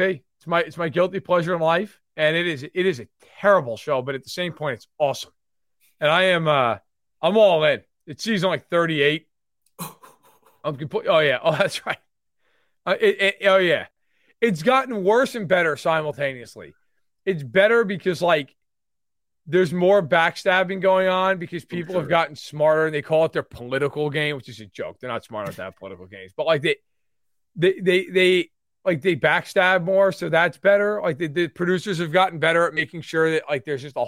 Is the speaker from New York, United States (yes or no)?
yes; New York, United States; I'm a New Yorker and I'm Italian